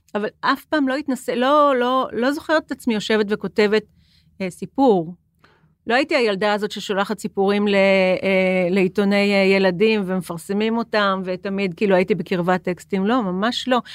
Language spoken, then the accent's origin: Hebrew; Jerusalem, Jerusalem District, Israel; now in Tel Aviv, Israel; אני ירושלמית ואני גרה בתל אביב